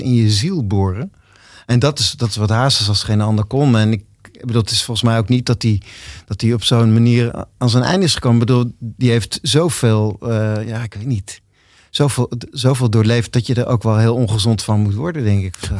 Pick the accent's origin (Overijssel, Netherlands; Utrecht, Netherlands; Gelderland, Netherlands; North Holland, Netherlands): Overijssel, Netherlands; Zwolle; ik ben geboren in Zwolle